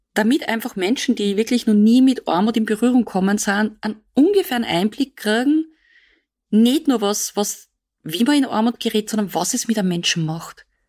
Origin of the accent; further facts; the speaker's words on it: Austria; bei uns in Österreich